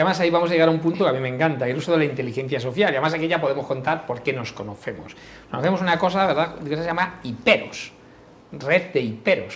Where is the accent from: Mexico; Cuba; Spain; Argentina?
Spain; Galicia; yo como familia gallega, pues en Galicia es muy típico que cuando vas a tomarte algo paga uno